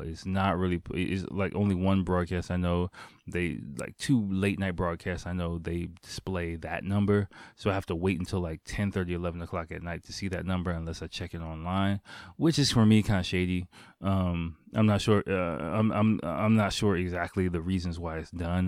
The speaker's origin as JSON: {"language": "English", "town": "Washington", "region": "District of Columbia", "country": "United States", "tie": "born or raised there", "moved": "as an adult", "lives_now": "Japan", "said": "my hometown is Washington D.C."}